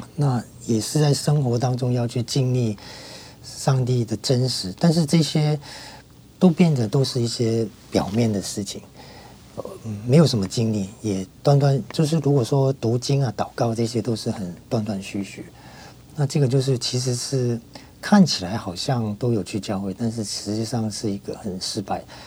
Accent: Hong Kong; moved away as an adult; now in Taiwan; 我在小学的时候，那个时候我在香港念小学，因为我在香港出生嘛，那在那边念小学是基督教的小学

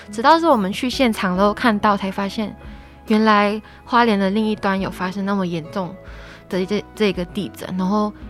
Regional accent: a small village in Kedah, Malaysia; now in Taiwan; 来自马来西亚吉打一个小乡村

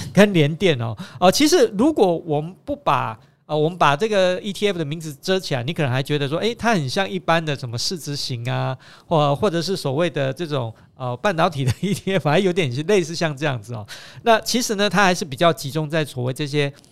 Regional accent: Taiwan; 因为我们是台湾人

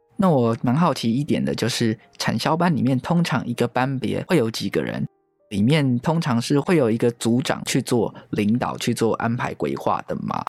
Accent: Taiwan; 台湾是一块宝岛，同时也是我们的家乡

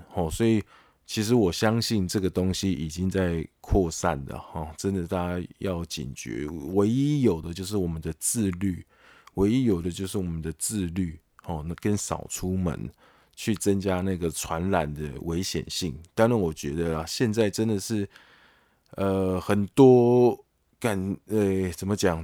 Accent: Taiwan; 身为台湾人也是要骄傲啦

